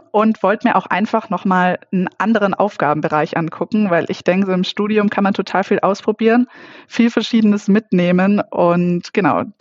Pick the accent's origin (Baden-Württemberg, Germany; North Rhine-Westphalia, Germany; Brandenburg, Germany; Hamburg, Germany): Baden-Württemberg, Germany; now in Munich, Germany; Nee, ich bin keine Münchnerin. Ich komme aus der Nähe von Reutlingen aber da war nicht ganz so viel